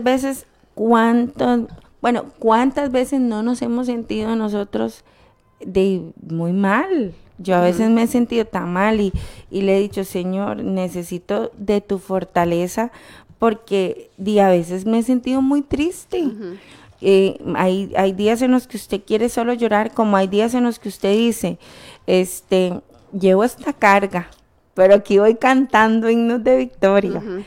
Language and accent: Spanish; Costa Rica; la nación en la que nacimos